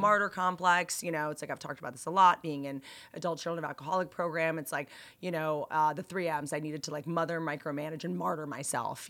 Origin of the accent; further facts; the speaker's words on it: Bethesda, Maryland, United States; I went to high school in Bethesda